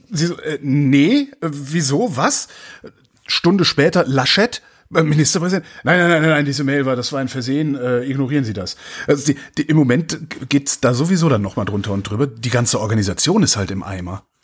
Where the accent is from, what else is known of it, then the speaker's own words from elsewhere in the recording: North Rhine-Westphalia, Germany; ich habe ja Freunde, ich komme ja aus Nordrhein-Westfalen, habe ja auch noch Freunde da.